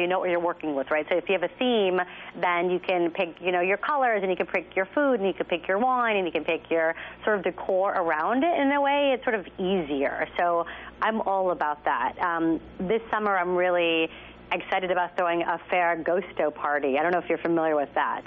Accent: Texas, United States; I'm from Texas

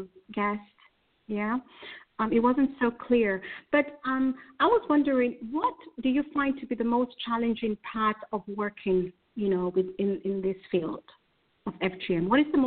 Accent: Kenya; I'm originally from Kenya. I am from Kenya.

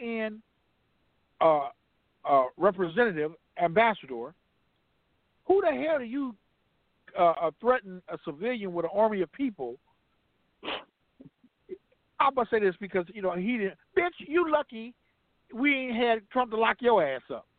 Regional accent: Compton, California, United States; I'm a nigga from Compton

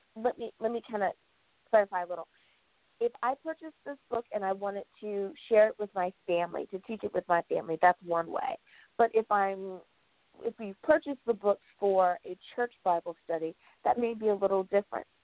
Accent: United States; my home country, the good old U.S.

